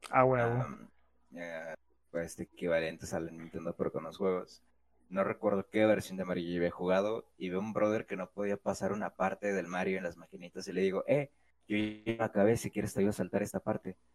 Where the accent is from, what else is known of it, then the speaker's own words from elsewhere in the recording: Mexico City, Mexico; Soy citadino, güey. Soy chilango, güey.